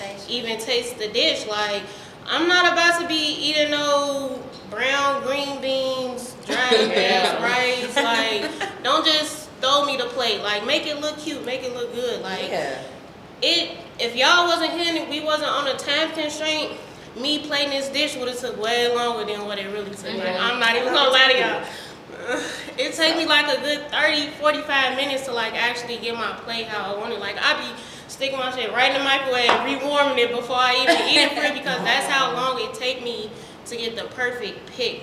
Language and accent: English; Chicago, Illinois, United States; I'm a Chicago native. I stay in the south suburbs. Yes, I'm from Chicago